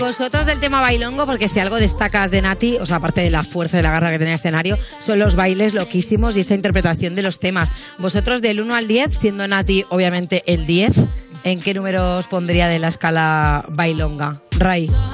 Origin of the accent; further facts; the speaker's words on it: Barcelona, Catalonia, Spain; yo soy de Barcelona